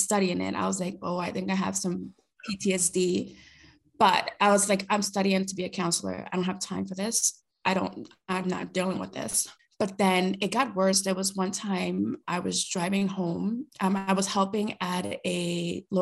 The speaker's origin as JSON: {"language": "English", "town": "New York City", "region": "New York", "country": "United States", "first_language": "Spanish", "second_language": "English", "moved": "as an adult", "lives_now": "British Columbia, Canada", "said": "I'm originally from Brooklyn, New York"}